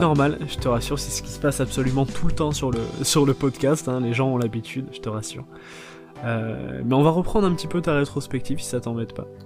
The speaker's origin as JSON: {"language": "French", "area": "the South-West", "region": "south-west France", "country": "France", "tie": "born or raised there", "moved": "yes", "said": "j'ai grandi dans le Sud-Ouest. Les premières années de ma vie, je les ai passées dans le Sud-Ouest"}